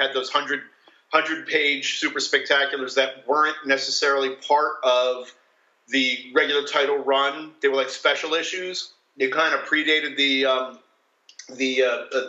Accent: New Jersey, United States; I grew up in New Jersey

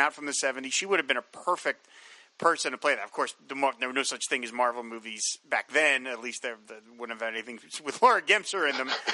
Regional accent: New Jersey, United States; also born or lived in Philadelphia, Pennsylvania; We moved from Philadelphia to Southern Jersey

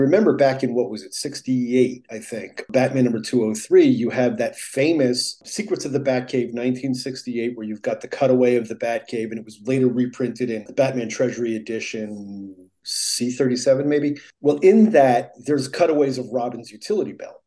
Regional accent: New Jersey, United States; I grew up in New Jersey

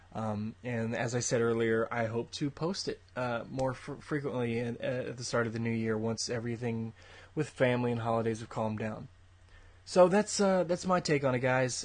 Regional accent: Austin, Texas, United States; my hometown of Austin, Texas

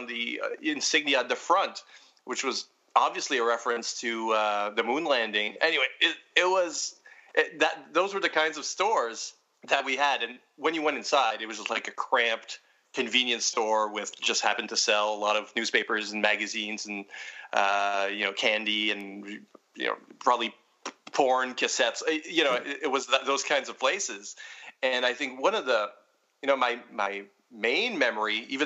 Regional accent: Edmundston, New Brunswick, Canada; moved away; my hometown, Edmundston, New Brunswick, where I thankfully don't live anymore

